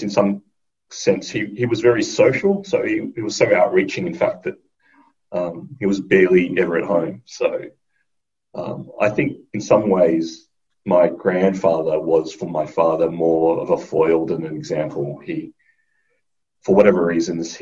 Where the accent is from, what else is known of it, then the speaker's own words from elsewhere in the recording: Sydney, New South Wales, Australia; I was born in Western Sydney